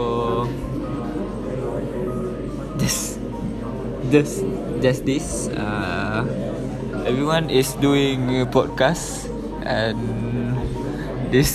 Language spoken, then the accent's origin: English; Batu Pahat, Johor, Malaysia; English is a second language; I'm come from Batu Pahat, Johor.